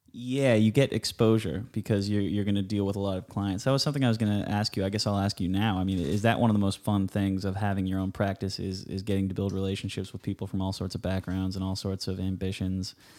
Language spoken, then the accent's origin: English; Huntington Beach, California, United States; I grew up on Huntington Beach